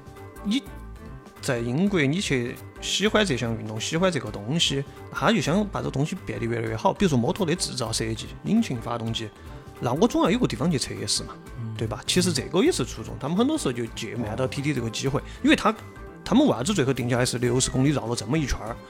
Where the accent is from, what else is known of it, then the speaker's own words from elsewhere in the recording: China; 这个我们中国人有一句话，一般叫啥？我们一门三杰嘛。